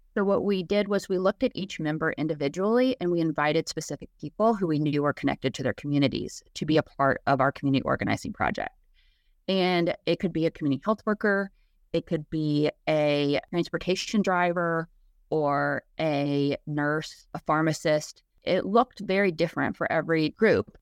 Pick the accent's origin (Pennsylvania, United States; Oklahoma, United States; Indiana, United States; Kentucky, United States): Kentucky, United States; Lexington; I'm actually from Lexington